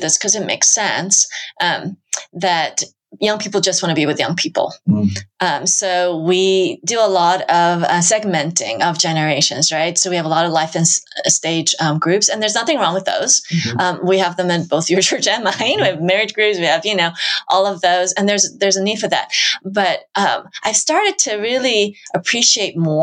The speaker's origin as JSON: {"language": "English", "country": "United States", "said": "I'm Asian American"}